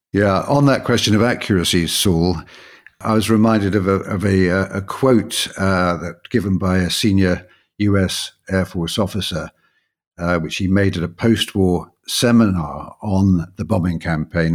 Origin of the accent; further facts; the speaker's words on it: London, United Kingdom; when I was growing up in London